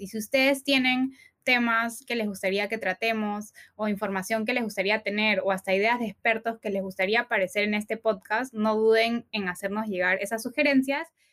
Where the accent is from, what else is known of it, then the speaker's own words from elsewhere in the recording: Peru; Somos dos peruanas